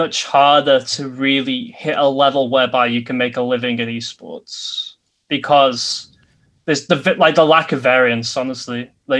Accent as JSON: {"language": "English", "town": "Bolton", "region": "North West England", "country": "United Kingdom", "tie": "born or raised there", "said": "Like the players that play for Bolton Wanderers, my hometown team, in the fourth tier"}